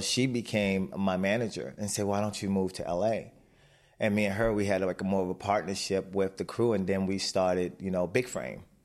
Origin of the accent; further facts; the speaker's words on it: Baltimore, Maryland, United States; My mother raised us in Baltimore